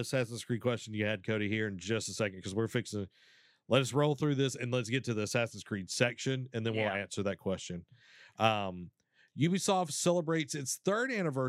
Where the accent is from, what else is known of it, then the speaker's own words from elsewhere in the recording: Canada; I am Canadian, so I feel like I need to watch it.